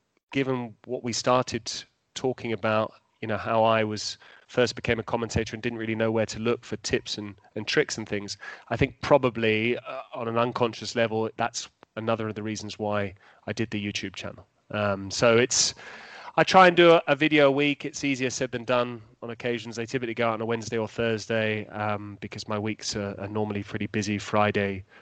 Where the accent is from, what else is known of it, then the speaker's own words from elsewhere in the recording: England, United Kingdom; moved away as an adult; also born or lived in London; now in Italy; I got pigeonholed as an Italian commentator in England despite being English, and I had to move to Italy to actually commentate in English